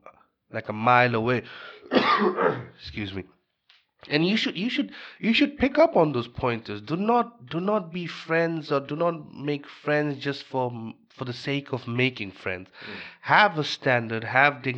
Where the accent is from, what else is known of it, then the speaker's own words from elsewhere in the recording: Bangladesh; moved away; I'm from Bangladesh.